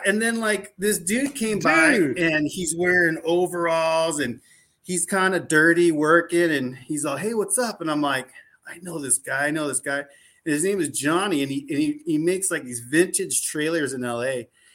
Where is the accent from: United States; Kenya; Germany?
Germany; born there; we're a military family, and we just happened to be over there, and I was born in Germany, and I got a little Oma that, you know, I had a real strong accent growing up, and so we're German.